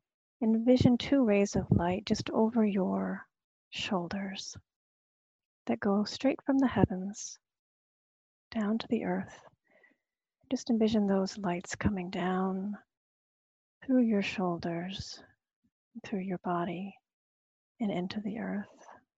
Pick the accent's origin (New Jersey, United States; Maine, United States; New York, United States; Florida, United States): Maine, United States; Searsmont; I grew up in the Methodist church, is one of the things that I come to, you know, it's like, because it always brings me back to the Searsmont Methodist church, standing between my mom and my dad